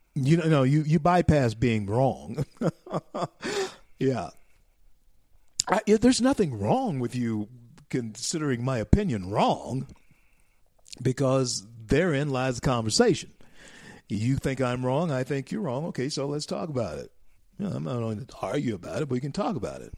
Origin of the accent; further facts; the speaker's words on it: United States; we are Americans